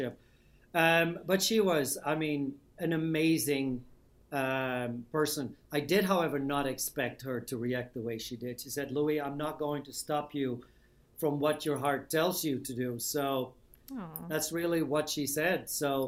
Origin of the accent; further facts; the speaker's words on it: Amsterdam, North Holland, Netherlands; moved away as an adult; I'm from Old Amsterdam